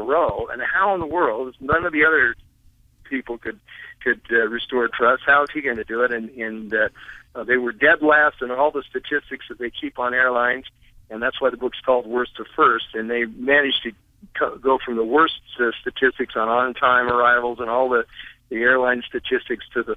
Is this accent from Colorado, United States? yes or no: yes; Colorado, United States; I live out here in the wild, wild west, as we were talking about before. I'm from Colorado